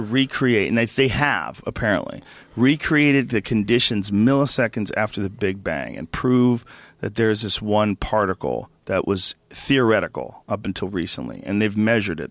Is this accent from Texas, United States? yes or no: no; Boston, Massachusetts, United States; now in Los Angeles, United States; where I grew up in Boston